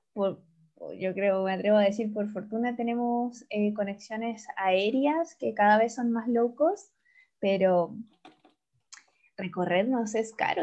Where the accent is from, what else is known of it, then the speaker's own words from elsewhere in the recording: Chile; vengo de Chile. Chile. Eh, al lado de Argentina.